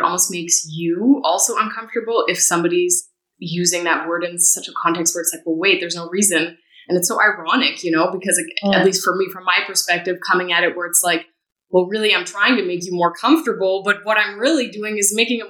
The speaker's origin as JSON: {"language": "English", "country": "Canada", "said": "I'm also Canadian"}